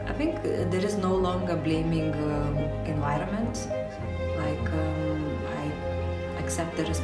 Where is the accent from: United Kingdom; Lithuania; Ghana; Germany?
Lithuania; I'm from Lithuania.